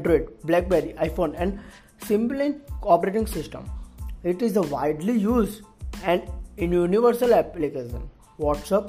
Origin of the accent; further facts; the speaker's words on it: Surat, Gujarat, India; from Surat, Gujarat.